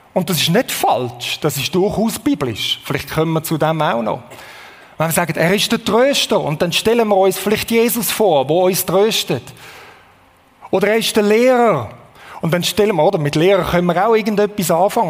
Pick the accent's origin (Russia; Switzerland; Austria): Switzerland; als Schweizer